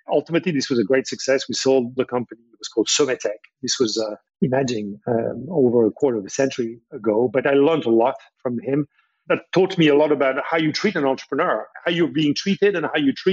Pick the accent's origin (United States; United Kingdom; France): France; I was born in France